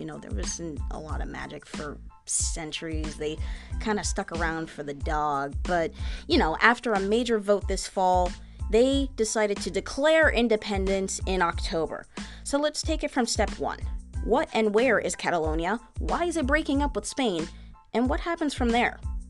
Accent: United States; as you can tell by my accent, I'm from the US.

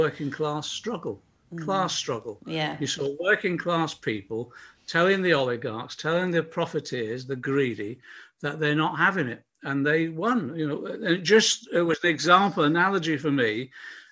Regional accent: Liverpool, North West England, United Kingdom; I was born in Liverpool.

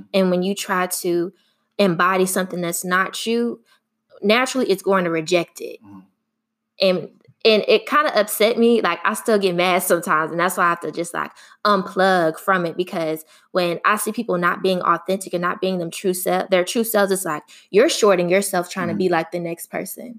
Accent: Houston, Texas, United States; accent: Southern, country; I'm from Houston, Texas, and people always would be like, I sound Southern, I sound country.

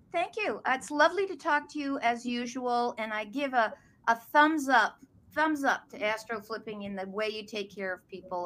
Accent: outside of New York, United States; moved away as an adult; now in Boston, United States; I grew up outside of New York, but after college came up here

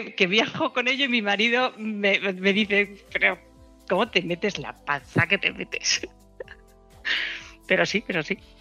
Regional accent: Elda, Valencian Community, Spain; Estamos en Elda, somos de Elda

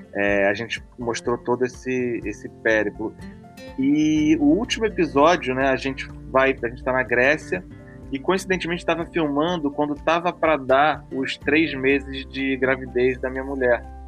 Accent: Brazil; a gente até culturalmente, como brasileiro

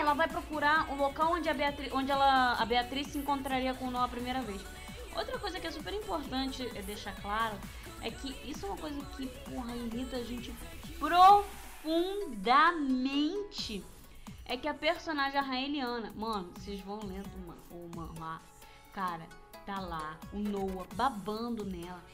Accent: Rio de Janeiro, Brazil; eu sou, sou do Rio de Janeiro

